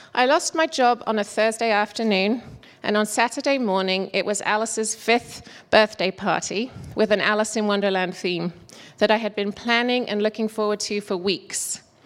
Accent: England, United Kingdom; moved away as an adult; also born or lived in South Carolina / Toledo, Ohio / Michigan / Seattle; now in Woodinville, United States; I'm from England and I came to America in 1999 as a young manufacturing engineer

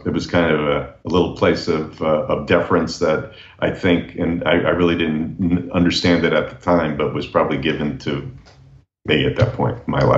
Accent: Neuchâtel, Switzerland; So I was born in Neuchâtel, to answer the question directly. And it really influenced my culture because I grew up in a household there of bilingual speaking folks

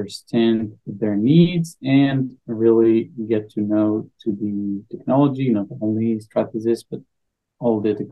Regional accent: Israel; I'm from Israel, 38, father for three.

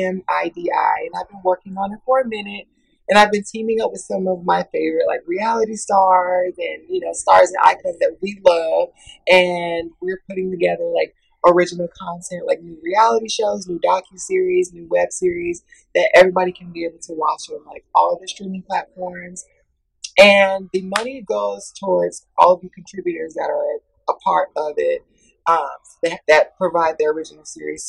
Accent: Atlanta, Georgia, United States; growing up in the South, growing up in Atlanta

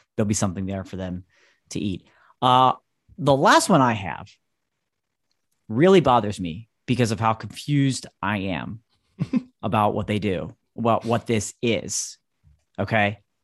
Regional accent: Pennsylvania, United States; also born or lived in North Carolina; my home state and where I am broadcasting from right here today

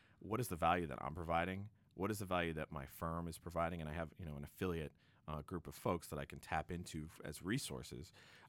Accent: Quincy, Massachusetts, United States; I'm working with a friend of mine who's a BC High grad, actually, and also a Boston College grad, and we grew up together in Quincy.

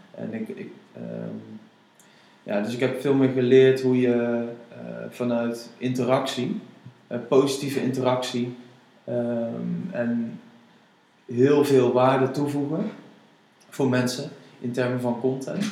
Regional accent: Netherlands; als Nederlanders

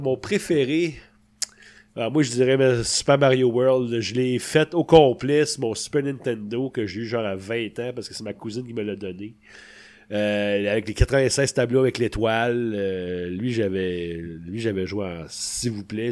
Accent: Sainte-Thérèse, Quebec, Canada; le cinéma était à côté de chez nous, à Sainte-Thérèse

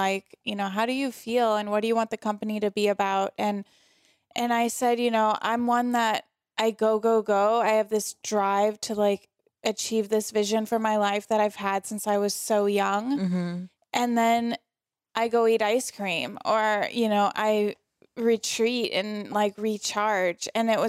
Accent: St. Louis, Missouri, United States; St. Louis, Missouri. So my hometown is St. Louis. All my family is still there.

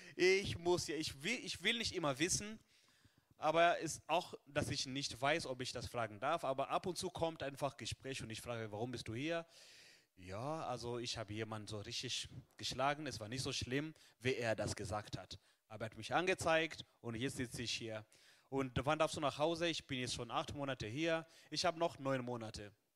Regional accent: Kenya; now in Germany; in Kenia, wo ich herkomme

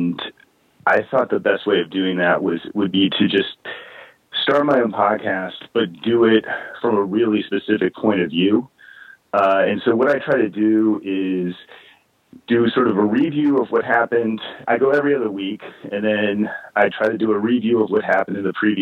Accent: Central Virginia, United States; moved away; I was raised in Central Virginia, certainly not the boxing hotbed of America, but sort of rural Central Virginia

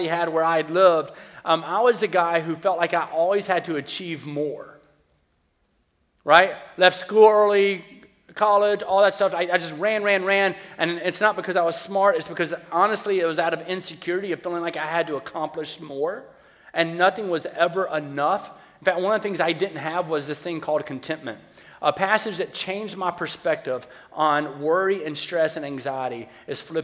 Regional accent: the South, United States; I grew up in the South

